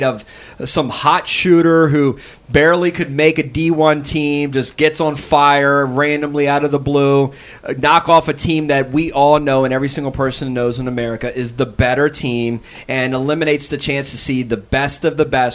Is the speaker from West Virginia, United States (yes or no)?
no; Maryland, United States; I'm from Maryland